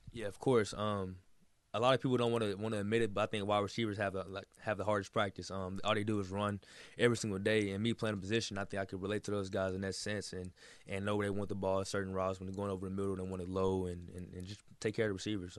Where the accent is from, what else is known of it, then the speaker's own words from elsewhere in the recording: Texas, United States; moved away as an adult; now in Miami, United States; I'm from Texas